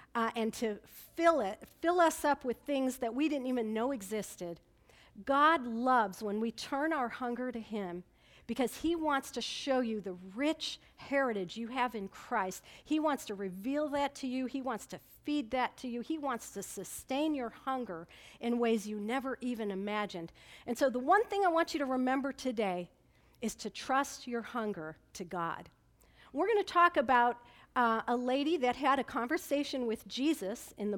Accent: Niles, Illinois, United States; moved away; also born or lived in Chicago, Illinois; until we were the age of four, we lived there. And then, fun fact, at the age of four, we moved to Niles, Illinois.

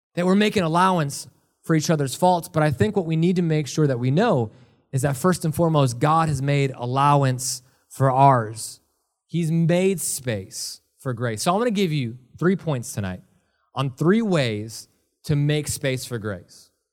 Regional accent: Milwaukee, Wisconsin, United States; now in Ohio, United States; I was born and raised in Milwaukee, Wisconsin.

